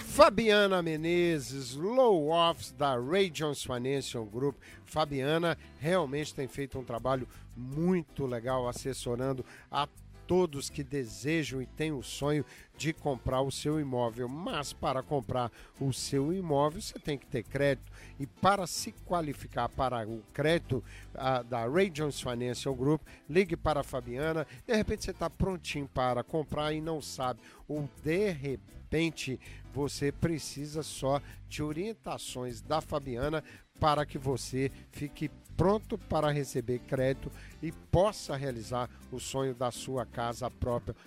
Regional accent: Brazil; now in United States; desde a minha juventude lá no Brasil

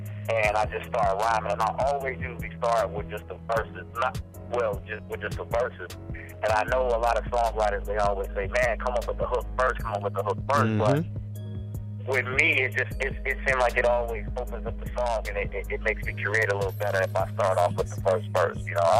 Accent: Chicago, Illinois, United States; moved away; I'm originally from Chicago.

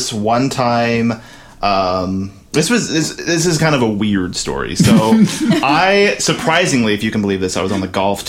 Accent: Waterville, Kansas, United States; I'm from little small town Waterville, Kansas. Literally a town of 800 people.

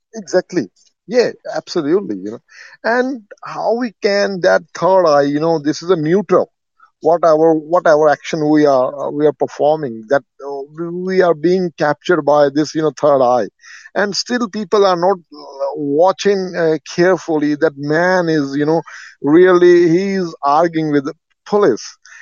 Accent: India; I'm also black. I'm from India

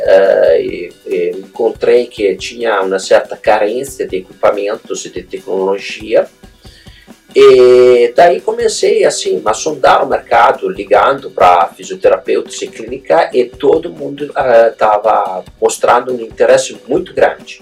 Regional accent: Italy; Portuguese is a second language; moved away as an adult; now in Brazil; eu uh, tenho um sotaque meio estranho, né? Eu sou italiano, sou produto importado

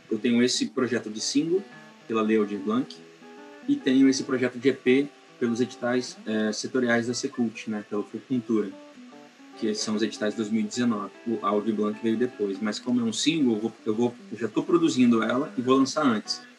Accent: Vila Velha, Espírito Santo, Brazil; also born or lived in Vitória / Campos dos Goytacazes; Eu sou nascido em Vitória, mas fui criado em Santa Catarina e em Campos dos Goitacazes, Rio de Janeiro, além é, em Vitória mesmo eu nunca morei. Só nasci mesmo e, e fui criado em Vila Velha

